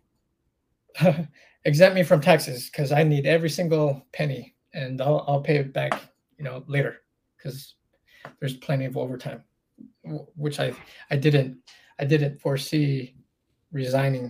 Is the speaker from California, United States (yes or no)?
yes; Palm Springs, California, United States; moved away; I grew up in Palm Springs.